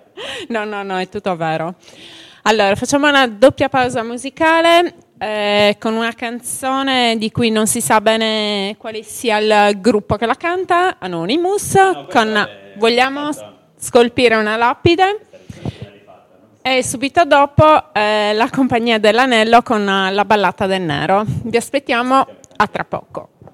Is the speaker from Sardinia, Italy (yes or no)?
yes; Sardinia, Italy; siamo sardi